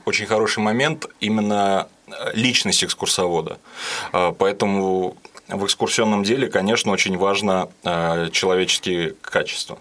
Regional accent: Ulyanovsk, Ulyanovsk Oblast, Russia; мы с родителями из Дальнего Засвияжа переехали в самый центр, я живу на Гончарова

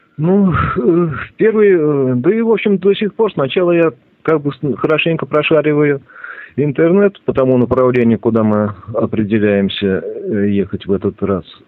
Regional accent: Ulyanovsk, Ulyanovsk Oblast, Russia; moved away; Я родом из Ульяновска

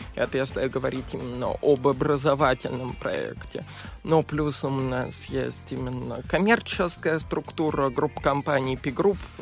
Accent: Moscow, Russia; я коренной москвич

